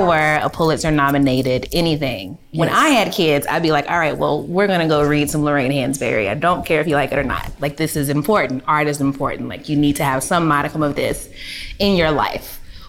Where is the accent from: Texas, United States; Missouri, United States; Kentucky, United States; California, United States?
Kentucky, United States; moved away; So for me, I'm from Kentucky originally, and I think Kentucky maybe just got brown people that are not Black in the last like 20 or 30 years.